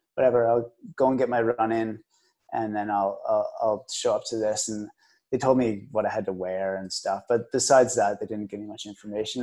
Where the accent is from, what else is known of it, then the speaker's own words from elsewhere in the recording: Kingston, Ontario, Canada; I'm from Kingston